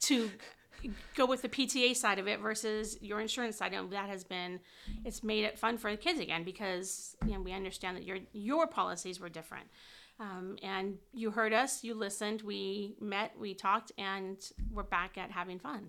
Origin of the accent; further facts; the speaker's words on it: Whittier, California, United States; I grew up in Whittier